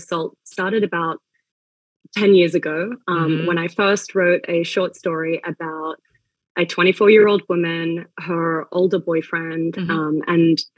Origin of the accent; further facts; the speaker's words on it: Sydney, New South Wales, Australia; moved away as an adult; also born or lived in Melbourne, Australia; now in New York, United States; I was born in Melbourne, Australia, and raised mainly in Sydney